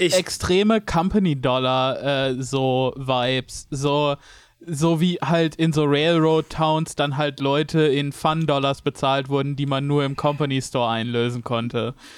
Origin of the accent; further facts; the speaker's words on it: West Germany, Germany; ich als Wessi